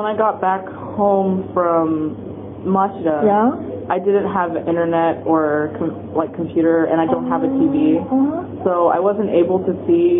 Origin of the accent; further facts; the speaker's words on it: Kansas, United States; now in Japan; I'm from Kansas, so in Kansas there's no earthquake.